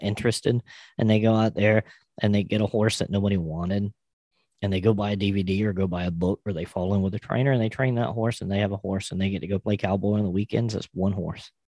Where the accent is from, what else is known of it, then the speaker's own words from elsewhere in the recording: South Carolina, United States; here in my home state of South Carolina